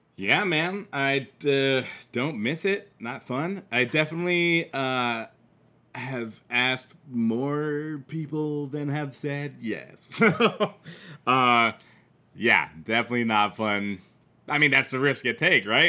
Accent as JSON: {"language": "English", "region": "Midwest", "country": "United States", "accent": "Midwest", "said": "this is my Midwest accent"}